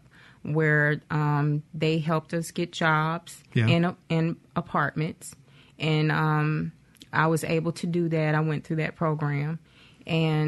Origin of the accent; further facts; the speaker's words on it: Champaign, Illinois, United States; moved away; That's my hometown